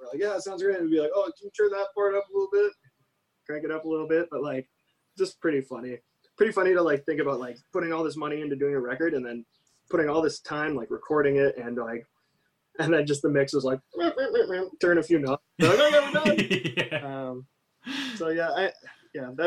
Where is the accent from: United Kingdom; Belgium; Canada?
Canada; moved away as an adult; also born or lived in United States; I'm Canadian and I had been living in the US